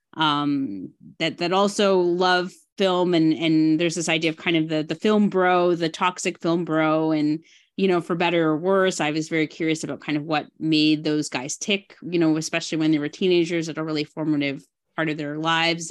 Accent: Burlington, Ontario, Canada; moved away; I grew up in Burlington, um, you know, from maybe grade five to when I graduated high school.

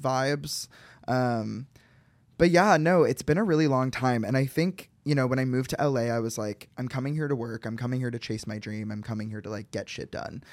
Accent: Chicago, Illinois, United States; I'm from Chicago

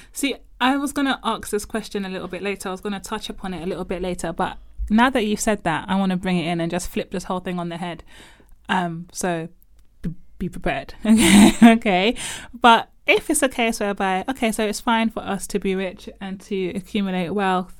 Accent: Nigeria; as a Nigerian growing up in predominantly black churches

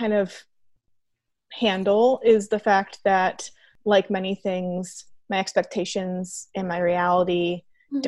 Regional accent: Iowa City, Iowa, United States; I'm originally from Iowa City

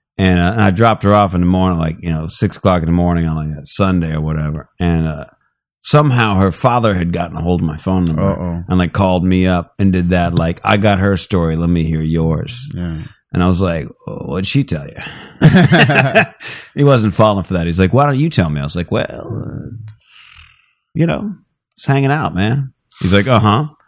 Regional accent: Phoenix, Arizona, United States; I'm from Phoenix.

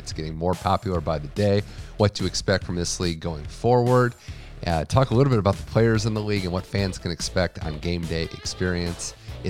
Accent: Midwest, United States; I'm someone from the Midwest, East Coast area.

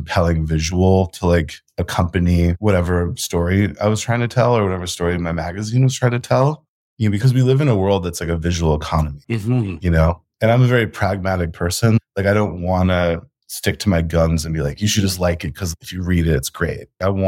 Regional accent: New York City, New York, United States; moved away as an adult; also born or lived in Colombia; I grew up in New York City, also went to college in New York City.

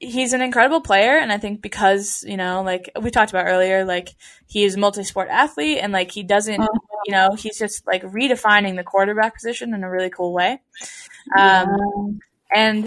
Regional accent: New England, United States; growing up in New England

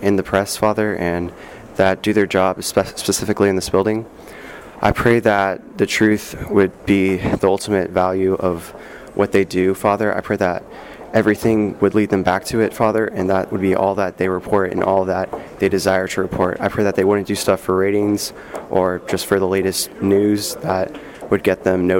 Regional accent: Holly Springs, North Carolina, United States; 17, and I'm from Holly Springs, North Carolina.

